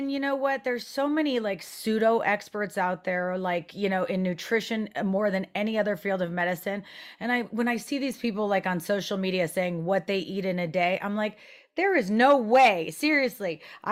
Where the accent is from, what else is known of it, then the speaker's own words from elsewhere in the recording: France; And growing up in France, I did develop an understanding and passion for, you know, healthier foods, minimally processed.